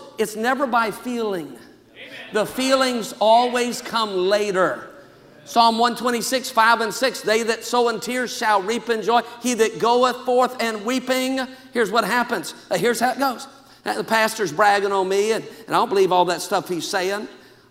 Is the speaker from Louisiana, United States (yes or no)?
yes; Louisiana, United States; now in California, United States; I came from Louisiana to California. I thought I was a missionary.